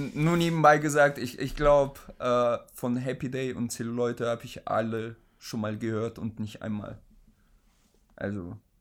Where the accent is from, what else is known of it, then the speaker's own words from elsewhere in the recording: Oldenburg, Lower Saxony, Germany; Also ich komme ja aus Oldenburg